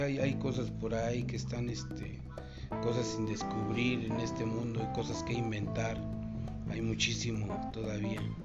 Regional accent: Jiquipilco, State of Mexico, Mexico; de Santa Cruz, Tepexpan, Jiquipilco, Estado de México. Eh, por allá vivimos.

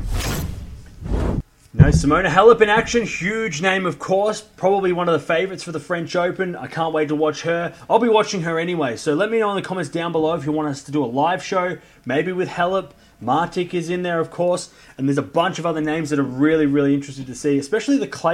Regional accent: Australia; I'm from Australia

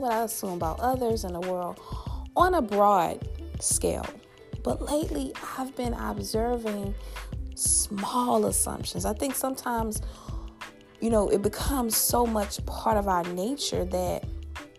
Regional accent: Louisiana, United States; my home state of Louisiana

